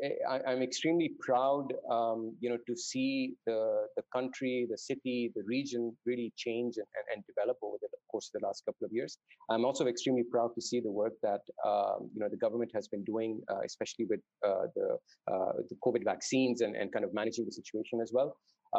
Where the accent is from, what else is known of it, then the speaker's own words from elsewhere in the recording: Dubai, United Arab Emirates; also born or lived in Saudi Arabia; I grew up in the Middle East. So I grew up in Dubai and Saudi Arabia to a certain extent. I spent my first 8 years in Saudi